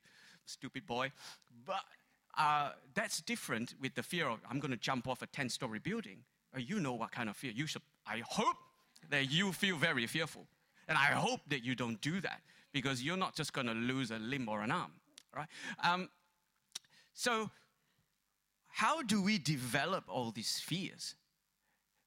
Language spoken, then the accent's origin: English; Malaysia; moved away; growing up in Malaysia